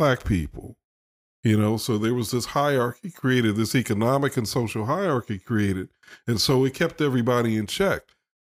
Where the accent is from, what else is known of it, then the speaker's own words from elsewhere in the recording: Chicago, Illinois, United States; now in Alabama, United States; I grew up in Chicago